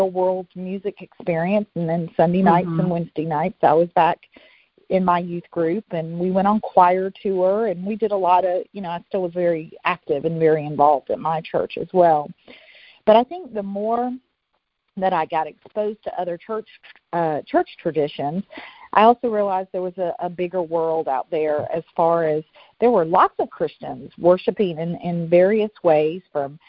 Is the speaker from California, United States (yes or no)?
no; Atlanta, Georgia, United States; also born or lived in Memphis, Tennessee / Nutbush, Tennessee; I'm originally from Memphis, Tennessee. My grandmother lived in Nutbush, Tennessee, which I'm from. And we moved to the Atlanta area when I was in third grade